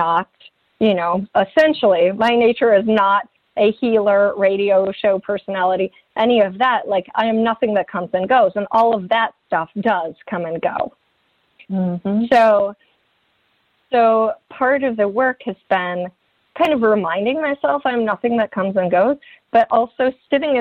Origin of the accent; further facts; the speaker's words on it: Midwest, United States; moved away; I came from the Midwest